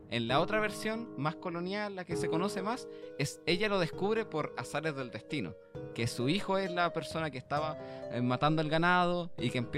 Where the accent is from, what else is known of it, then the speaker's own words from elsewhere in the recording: Vitacura, Santiago Metropolitan Region, Chile; somos de Vitacura, pues, weón